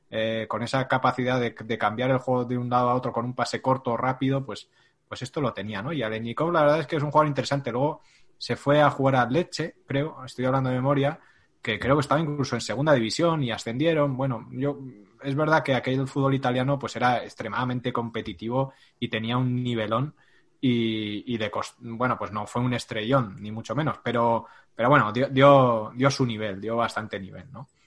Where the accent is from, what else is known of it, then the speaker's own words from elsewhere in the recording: Madrid, Community of Madrid, Spain; para los que somos de Madrid